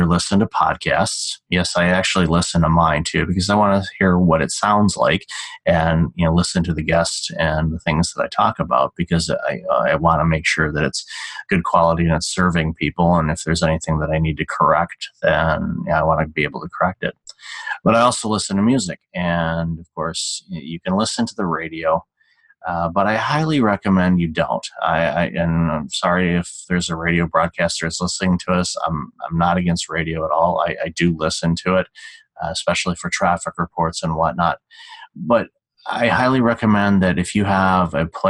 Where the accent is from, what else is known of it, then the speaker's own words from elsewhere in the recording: Detroit, Michigan, United States; moved away; also born or lived in Chicago; Growing up in Detroit, Motown runs through my veins